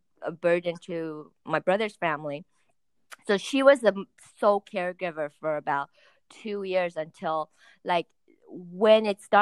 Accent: Los Angeles, California, United States; we're from Woodland Hills area.

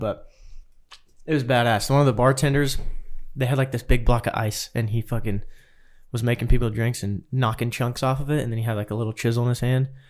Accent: Kansas, United States; We're like, "Kansas."

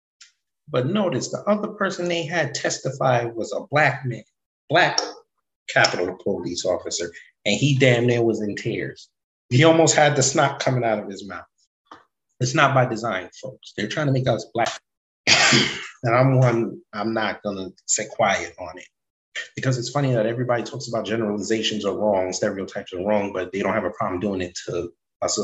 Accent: Jamaica; I'm Jamaican

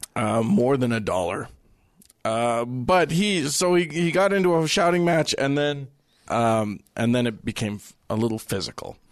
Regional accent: United States; As an American who went to India

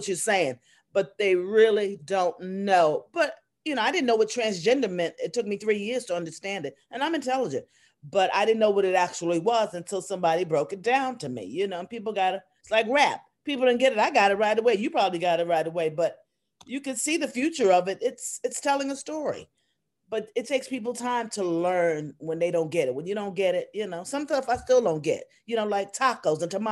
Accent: New York City, New York, United States; also born or lived in North Carolina; I'm originally from New York City. I was raised there. I wasn't born there

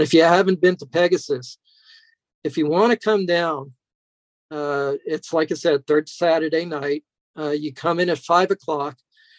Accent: New York, United States; As a kid, I grew up in New York, and I was luckily was taken to a place called Polk's Hobby.

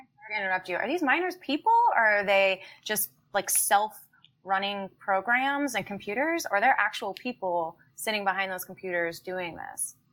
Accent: Annapolis, Maryland, United States; moved away as an adult; also born or lived in Colorado; now in Chicago, United States; I'm originally from Annapolis, Maryland, and spent about ten years living and working in Colorado, and now I am practicing attorney in Chicago, Illinois

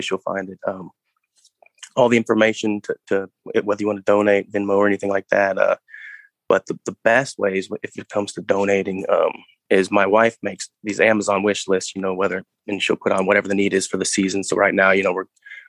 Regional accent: Texas, United States; My dad stayed in Texas

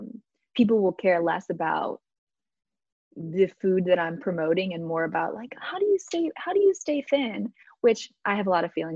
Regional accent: Midwest, United States; The truth is we consume, at least in the US, I grew up in the Midwest. Maybe I can only speak to Midwest, and I can only really speak to my family and myself.

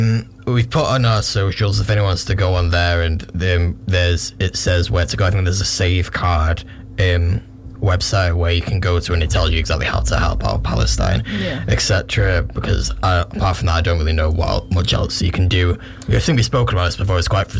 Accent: Ireland; I'm Irish.

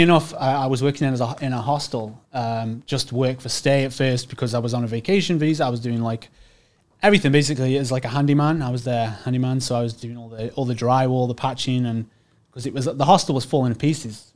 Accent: Staffordshire, West Midlands, United Kingdom; moved away as an adult; now in Canada; I'm English, uh, born and bred. Most of the time, you know, I um, from really, uh, the Midlands, yep. Staffordshire

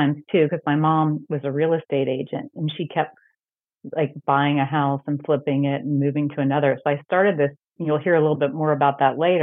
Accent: Centerville, Ohio, United States; moved away as an adult; also born or lived in Toronto; now in Los Angeles, United States; I grew up in Centerville, Ohio, which is a suburb of Dayton, Ohio.

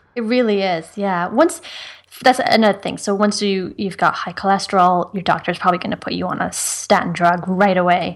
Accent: Ireland; I'm from Ireland

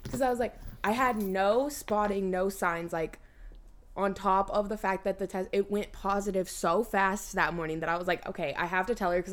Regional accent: Kansas, United States; I'm from Kansas

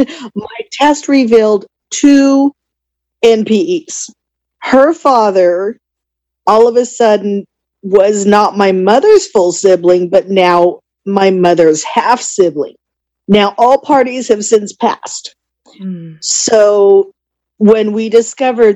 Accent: Southern California, United States; I am from Southern California

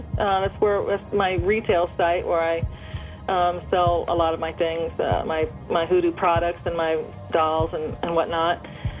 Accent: New Orleans, Louisiana, United States; Yes. Mm-hmm. I was born and raised in New Orleans.

